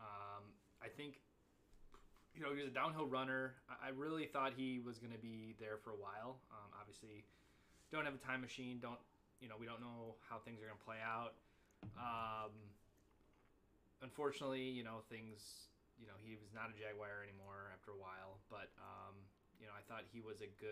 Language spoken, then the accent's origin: English; near Northern Illinois, United States; Northern Illinois, where he came from, over by my hometown